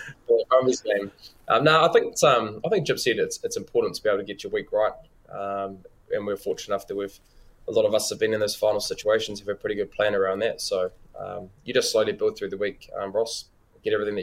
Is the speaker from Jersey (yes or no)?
no; New Zealand